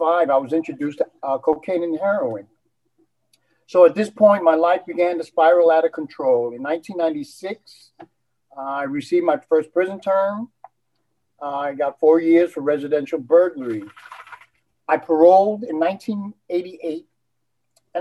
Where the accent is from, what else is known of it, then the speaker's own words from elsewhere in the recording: New York City, New York, United States; also born or lived in Puerto Rico; I was born in Puerto Rico, and I moved to New York City when I was 2